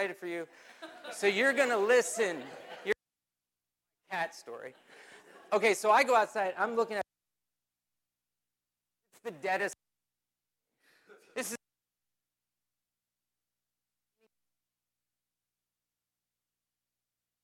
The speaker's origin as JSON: {"language": "English", "town": "Mount Joy", "region": "Pennsylvania", "country": "United States", "tie": "born or raised there", "said": "I grew up in Lancaster County, Pennsylvania, a little town called Mount Joy off of Mount Pleasant Road"}